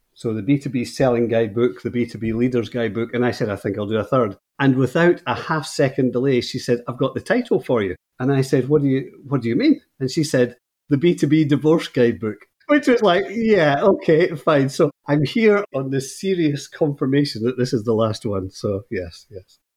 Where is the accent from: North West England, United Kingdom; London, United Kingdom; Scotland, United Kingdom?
Scotland, United Kingdom; moved away as an adult; now in Northern Ireland, United Kingdom; I'm speaking to you from Northern Ireland, and I moved here about twelve years ago, but I'm from Scotland originally.